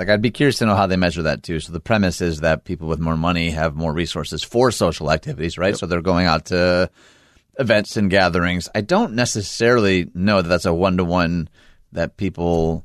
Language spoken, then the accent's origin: English; outside Detroit, Michigan, United States; moved away; also born or lived in Elgin, Illinois / Naperville, Illinois; I grew up outside Detroit